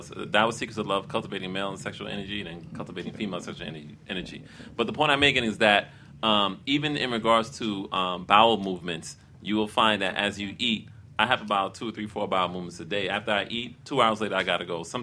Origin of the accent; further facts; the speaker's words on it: Haiti; hey, I'm from Haiti, so okay.